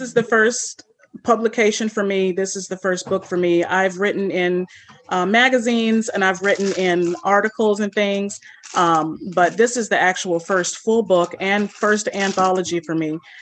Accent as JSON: {"language": "English", "region": "California", "country": "United States", "tie": "born or raised there", "also_born_or_lived": "St. Louis, Missouri / New Orleans, Louisiana / Florida / Mississippi", "moved": "yes", "said": "I grew up in California."}